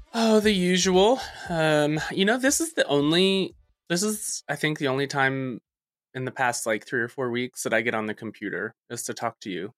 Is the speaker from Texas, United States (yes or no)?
yes; Texas, United States; I am from Texas